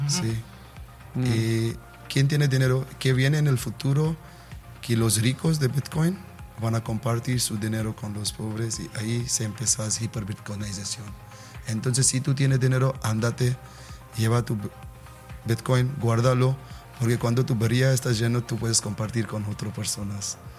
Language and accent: Spanish; India; Spanish is a second language; soy de la India